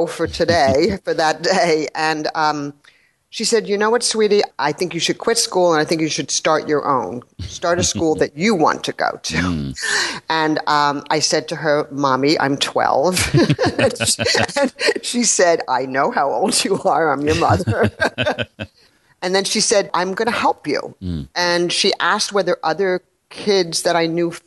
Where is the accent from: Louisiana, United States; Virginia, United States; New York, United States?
New York, United States; New York City; I grew up in New York City